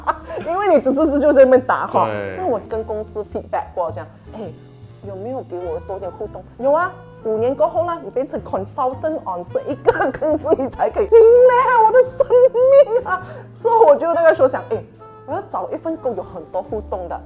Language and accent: Chinese; Penang, Malaysia; 因为刚好我是槟城人，他也是槟城人哈，所以我们就谈了很多事情啊